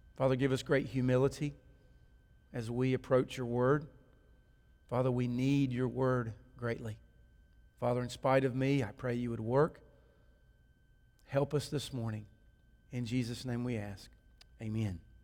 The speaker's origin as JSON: {"language": "English", "town": "Kannapolis", "region": "North Carolina", "country": "United States", "tie": "born or raised there", "said": "growing up in Kannapolis, over on First Street"}